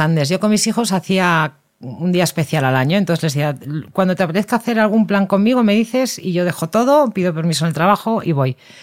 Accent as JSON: {"language": "Spanish", "town": "Madrid", "region": "Community of Madrid", "country": "Spain", "tie": "born or raised there", "said": "yo vivía en Madrid"}